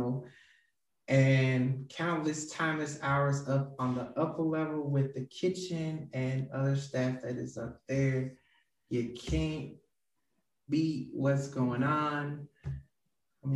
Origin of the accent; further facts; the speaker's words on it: St. Louis, Missouri, United States; I grew up in West St. Louis City with a mother who passed on about 8 years ago